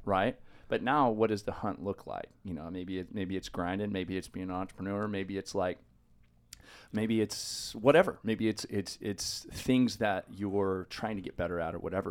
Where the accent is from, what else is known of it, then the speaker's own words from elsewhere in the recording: Los Osos, California, United States; also born or lived in San Luis Obispo, California; Grew up in Los Osos, a little tiny five thousand person town, kinda on the coast